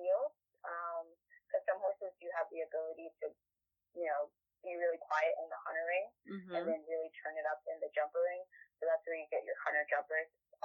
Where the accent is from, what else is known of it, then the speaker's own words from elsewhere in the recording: Fayetteville, North Carolina, United States; also born or lived in Fort Drum, New York; I was originally born here, but I'm a military child, like most people from Fayetteville. So, I grew up on Fort Bragg and in New York, on Fort Drum base.